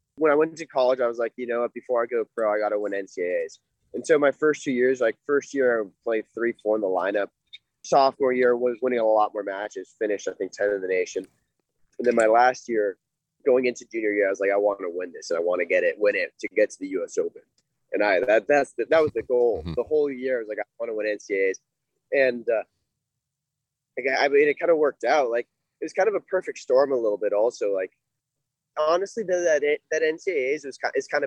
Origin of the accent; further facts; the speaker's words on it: Ventura County, California, United States; I grew up in Ventura County with since I was young